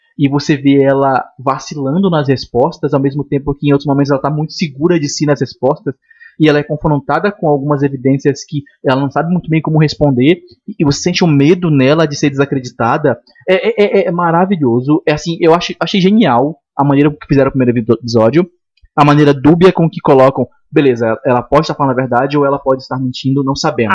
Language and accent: Portuguese; Manaus, Amazonas, Brazil; eu sou de Manaus